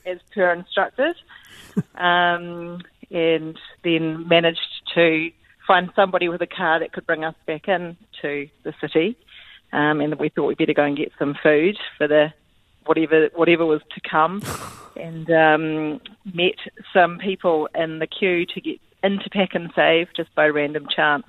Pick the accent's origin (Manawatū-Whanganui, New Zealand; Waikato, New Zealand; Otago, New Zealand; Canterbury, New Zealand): Canterbury, New Zealand; Christchurch; I'm actually from Christchurch